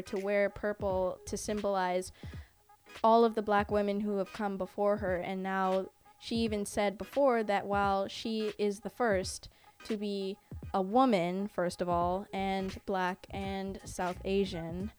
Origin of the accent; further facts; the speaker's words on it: Canada; I'm not American, I'm Canadian